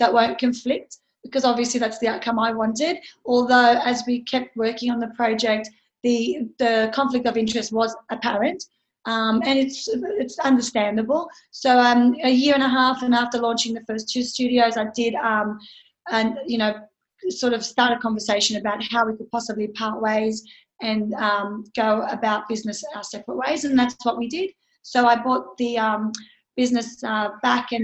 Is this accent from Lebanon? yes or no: yes; Lebanon; now in Sydney, Australia; I've lived here for 30 years. I was born overseas in Lebanon